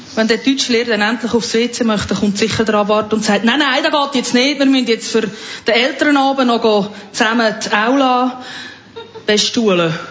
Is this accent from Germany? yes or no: no; lower Fricktal, Aargau, Switzerland; ich bin ja aus dem Aargau, genauer aus dem unteren Fricktal